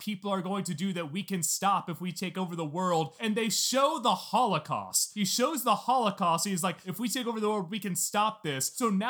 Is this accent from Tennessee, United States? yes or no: yes; Memphis, Tennessee, United States; so I grew up in Memphis, Tennessee.